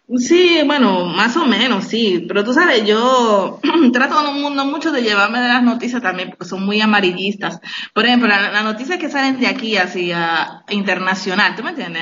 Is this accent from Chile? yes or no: no; Dominican Republic; moved away as an adult; also born or lived in France; Yo, yo soy de la República Dominicana.